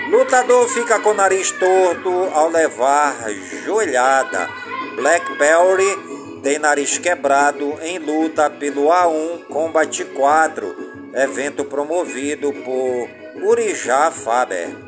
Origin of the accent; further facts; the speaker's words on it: Careiro da Várzea, Amazonas, Brazil; por todas as comunidades do Careiro, da Várzea, a minha cidade natal